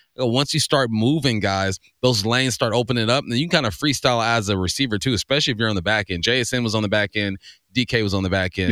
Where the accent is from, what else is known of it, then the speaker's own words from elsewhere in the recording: California, United States; growing up in Cali